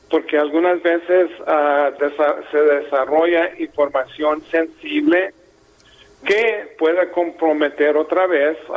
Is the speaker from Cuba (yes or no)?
no; Mexico; Yo soy mexicano 100%